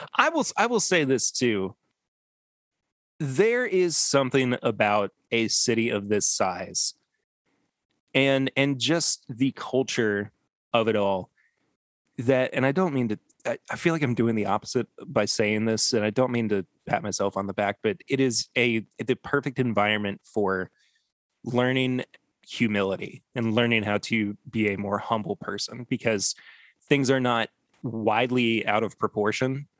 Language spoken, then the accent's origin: English; Lexington, Kentucky, United States; Lexington, Kentucky, my hometown, and my current place of residence